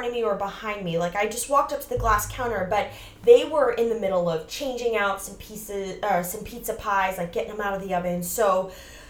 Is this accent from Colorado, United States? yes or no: no; Largo, Florida, United States; now in New York City, United States; I grew up in the Largo area, which is a sub-city of St. Petersburg